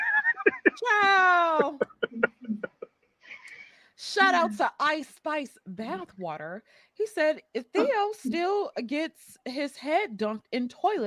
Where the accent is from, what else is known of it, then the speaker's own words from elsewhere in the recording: Mississippi, United States; I was raised in Mississippi.